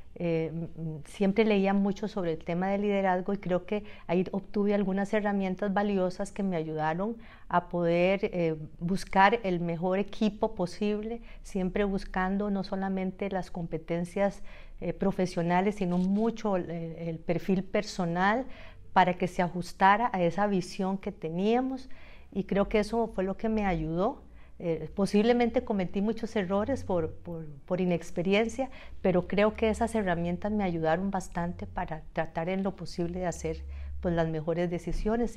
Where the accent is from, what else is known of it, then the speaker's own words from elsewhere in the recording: Montes de Oca, San José, Costa Rica; also born or lived in Guadalupe, Costa Rica; now in Moravia, Costa Rica; yo nací en San José y crecí mis primeros años hasta la adolescencia en, en Betania de Montes de Oca, la Paulina de Montes de Oca, y luego me trasladé a Guadalupe